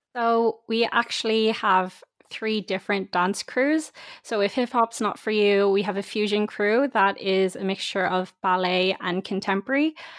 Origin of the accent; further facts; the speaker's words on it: Dublin, Leinster, Ireland; I'm from Dublin myself